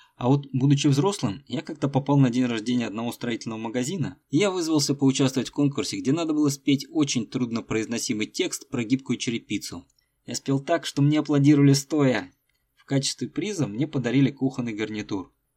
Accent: Tolyatti, Samara Oblast, Russia; moved away as an adult; also born or lived in Rostov-on-Don; Я родился и вырос в Тольятти

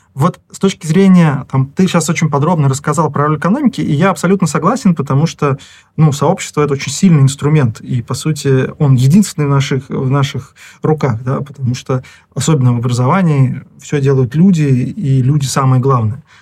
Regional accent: Nizhny Novgorod, Nizhny Novgorod Oblast, Russia; Я из Нижнего Новгорода, и 82-й лицей.

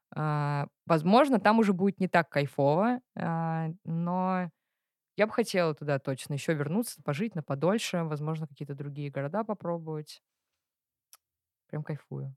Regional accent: Tatarstan, Russia; also born or lived in London / Portugal; я татарка

